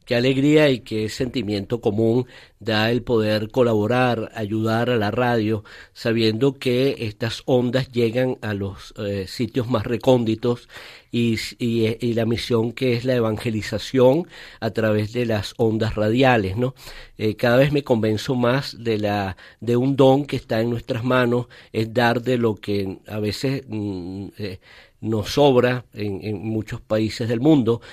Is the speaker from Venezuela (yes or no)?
yes; Valencia, Carabobo, Venezuela; now in Caracas, Venezuela; luego a los ocho años de muy niño eh, mi padre por razones de trabajo fue trasladado a la segunda ciudad en ese momento que era Valencia de Venezuela